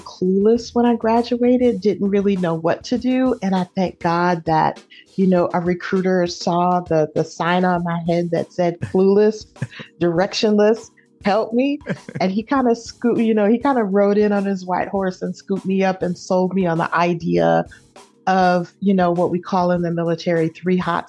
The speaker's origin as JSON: {"language": "English", "town": "Oakland", "region": "California", "country": "United States", "tie": "born or raised there", "also_born_or_lived": "Indianapolis, Indiana", "moved": "yes", "lives_now": "San Antonio, United States", "said": "I am from East Oakland. That's where I was raised"}